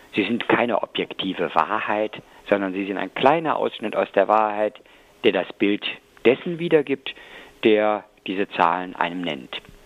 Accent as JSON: {"language": "German", "town": "Cologne", "region": "North Rhine-Westphalia", "country": "Germany", "said": "als Kölner"}